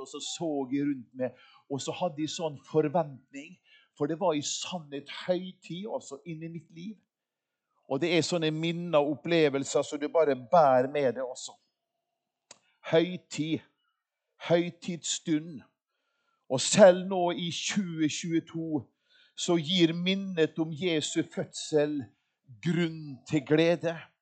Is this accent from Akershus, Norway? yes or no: no; Molde, Møre og Romsdal, Norway; jeg er jo yngst av fem brødre. Og hjemme i Molde